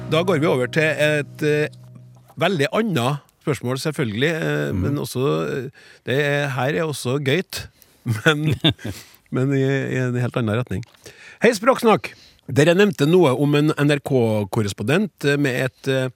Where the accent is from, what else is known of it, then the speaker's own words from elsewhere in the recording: Trøndelag, Norway; vi trøndere